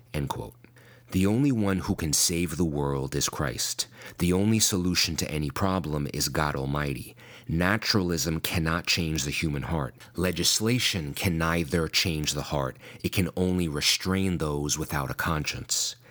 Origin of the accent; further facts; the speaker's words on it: Long Island, New York, United States; also born or lived in Brooklyn; I was born in Brooklyn. I was raised in Long Island.